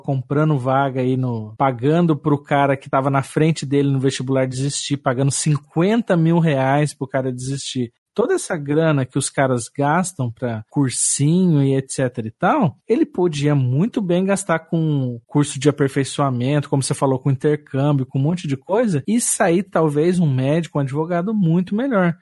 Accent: São Paulo, Brazil; aqui a gente é de São Paulo aqui

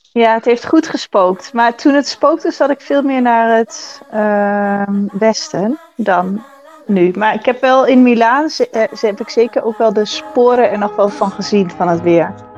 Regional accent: Achterhoek, Gelderland, Netherlands; also born or lived in Enschede area; opgegroeid in de Achterhoek en heb lang in de omgeving van Enschede gewoond

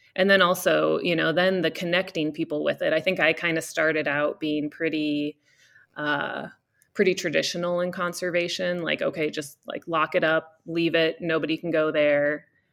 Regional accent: Cedar Falls, Iowa, United States; moved away as an adult; also born or lived in Colorado; now in California, United States; I grew up in, uh, in Cedar Falls, Iowa

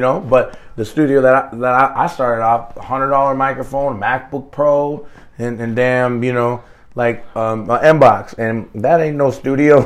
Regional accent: Plymouth, Minnesota, United States; moved away as an adult; now in Atlanta, United States; I was raised in Minneapolis. I was raised in Plymouth

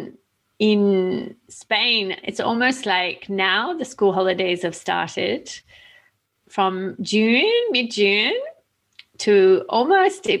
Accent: Australia; moved away; also born or lived in Italy; being an Australian

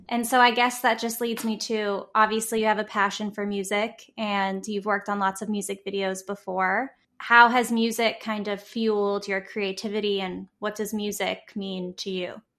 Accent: Houston, Texas, United States; now in New York City, United States; I'm from Texas, I'm from Houston

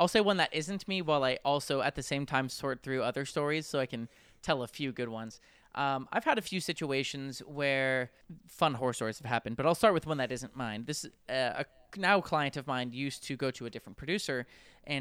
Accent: San Francisco Bay Area, California, United States; moved away as an adult; now in Los Angeles, United States; I am originally from the San Francisco Bay Area.

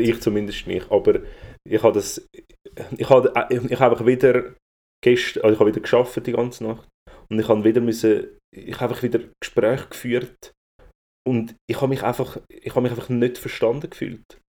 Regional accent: Zurich, Switzerland; ich als Zürcher

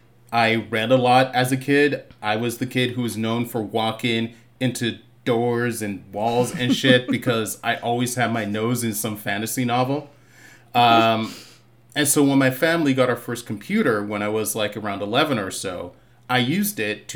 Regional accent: Boston, Massachusetts, United States; now in California, United States; I grew up in the heart of the city, Roxbury, Massachusetts. I was kind of raised, bounced between Boston and Barbados for most of my childhood.

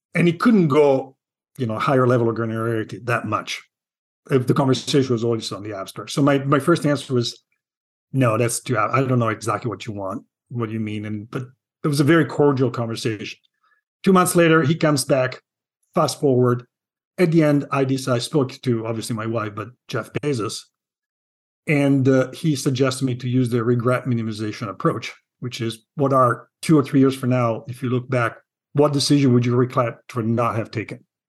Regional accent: Milan, Lombardy, Italy; moved away as an adult; now in Seattle, United States; I'm from Milan

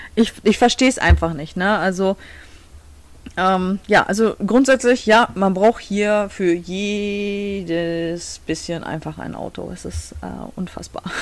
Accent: Germany; now in Michigan, United States; bei uns in Deutschland

